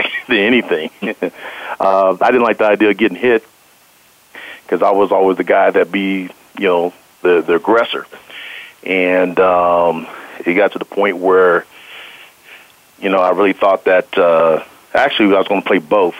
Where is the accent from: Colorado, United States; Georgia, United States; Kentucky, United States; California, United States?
Colorado, United States; Denver; I'm from Denver, and I was born and raised